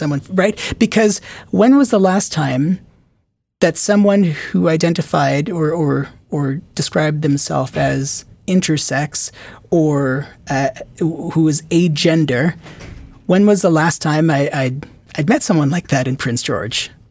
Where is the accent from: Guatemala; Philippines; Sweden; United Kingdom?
Philippines; moved away; also born or lived in Qatar / Richmond / Toronto; I grew up in, I was born in the Philippines. I lived in Qatar for, for five and a half, I think, or six years